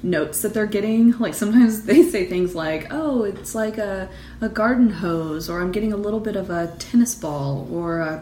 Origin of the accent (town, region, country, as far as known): Oklahoma, United States; born or raised there